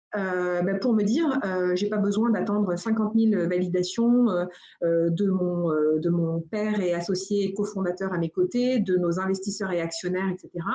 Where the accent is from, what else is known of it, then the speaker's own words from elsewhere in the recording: United States; now in France; j'ai grandi aux États-Unis. Alors je dis souvent, euh, je suis française de nationalité américaine de cœur